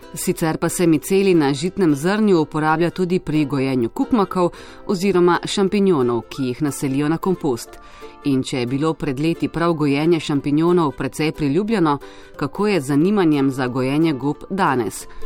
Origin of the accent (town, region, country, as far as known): Slovenia